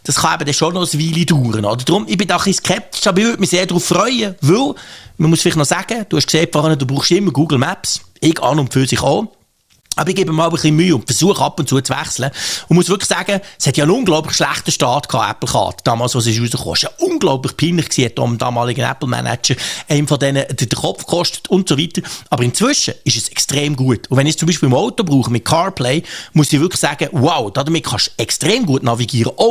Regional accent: Switzerland; das ist natürlich der Punkt, der mich als Schweizer immer nervt. Und ich bin dort auch eher skeptisch, was die Geschwindigkeit anbelangt, wie das die Schweiz ähm, soll dazukommen soll.

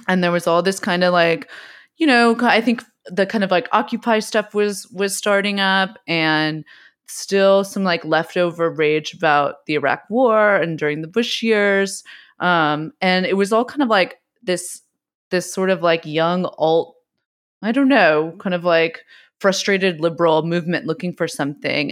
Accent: West Coast, United States; I also grew up. We grew up on the West Coast.

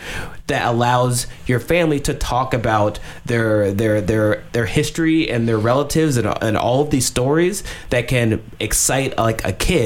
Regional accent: Atlanta, Georgia, United States; I'm from Atlanta.

